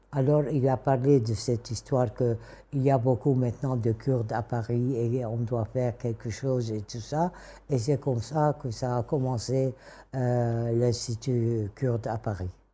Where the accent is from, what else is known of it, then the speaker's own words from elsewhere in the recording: Damascus, Damascus Governorate, Syria; first language Kurdish; French is a second language; moved away as an adult; also born or lived in Kirkuk, Iraq; now in Erbil, Iraq; j'ai grandi à Damas